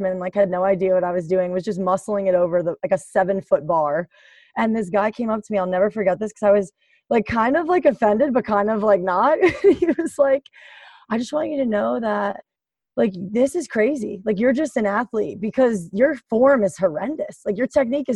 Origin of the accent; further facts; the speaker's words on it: Roseland, New Jersey, United States; also born or lived in Passaic, New Jersey; I grew up in Roseland. I went to West Essex High School, which is in North Caldwell, New Jersey